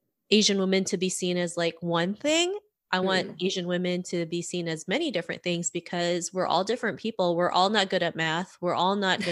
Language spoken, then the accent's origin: English; Toronto, Ontario, Canada; also born or lived in Philippines; I grew up in Toronto, Canada